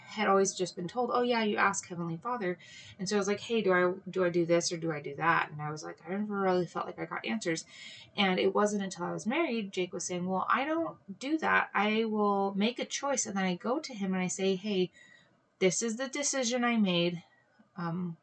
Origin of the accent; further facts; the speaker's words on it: Hawaii, United States; I grew up in Hawaii